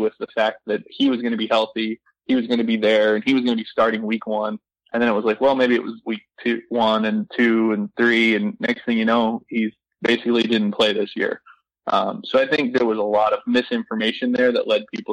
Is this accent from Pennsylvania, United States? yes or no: yes; Pennsylvania, United States; moved away; I grew up in Pennsylvania. I grew up in a town